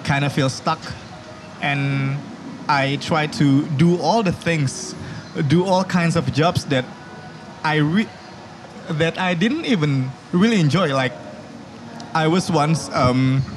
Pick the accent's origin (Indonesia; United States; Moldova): Indonesia; Bogor, West Java; English is a second language; Bogor is my home. Bogor is my hometown